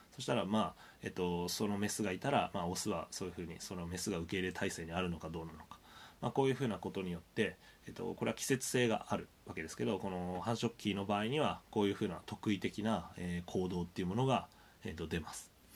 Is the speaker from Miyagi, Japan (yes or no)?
yes; Sendai, Miyagi, Japan; 僕宮城県仙台市出身なんですけど